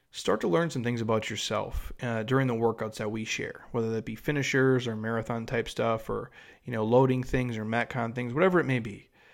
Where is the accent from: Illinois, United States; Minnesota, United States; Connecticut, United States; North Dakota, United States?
Minnesota, United States; I grew up in Minnesota